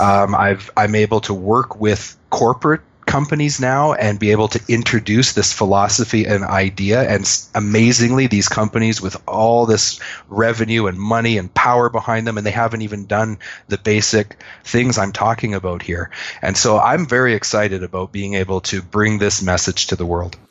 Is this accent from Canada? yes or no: yes; Canada; I'm a Canadian.